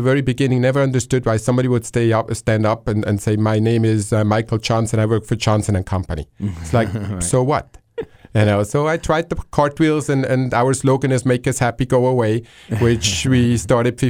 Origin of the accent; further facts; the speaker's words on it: Switzerland; moved away; I grew up in Switzerland, walking distance to the airport.